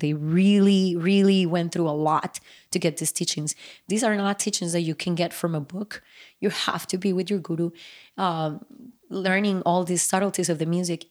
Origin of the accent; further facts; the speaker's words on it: Bogotá, Bogotá Capital District, Colombia; when I was growing up in Bogota, Colombia